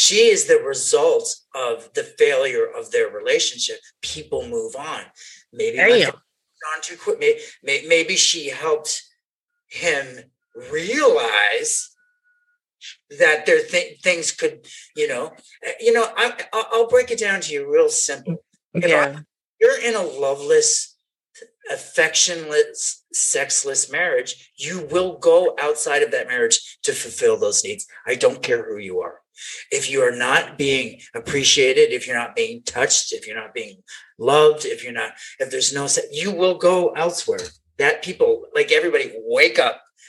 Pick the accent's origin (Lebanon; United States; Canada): Canada; moved away; I'm from Canada